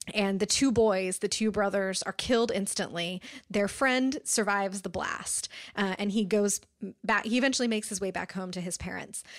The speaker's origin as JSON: {"language": "English", "country": "United States", "said": "me as an American reader"}